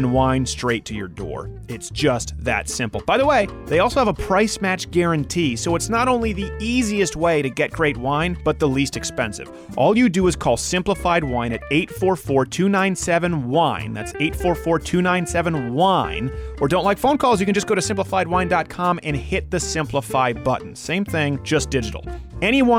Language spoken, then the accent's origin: English; Montreal, Quebec, Canada; I was raised in Montreal